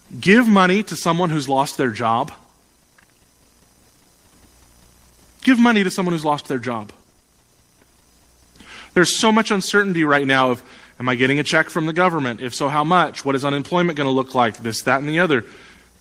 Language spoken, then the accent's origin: English; United States; as an American